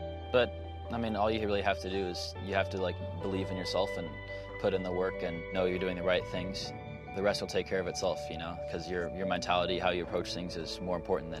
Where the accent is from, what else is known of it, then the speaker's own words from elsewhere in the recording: Sacramento, California, United States; I'm 21 years old and I'm from Sacramento, California.